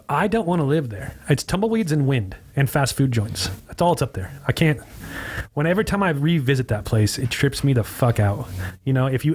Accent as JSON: {"language": "English", "town": "Hesperia", "region": "California", "country": "United States", "tie": "born or raised there", "moved": "as an adult", "lives_now": "Costa Mesa, United States", "said": "I grew up there. I've lived there my whole entire life"}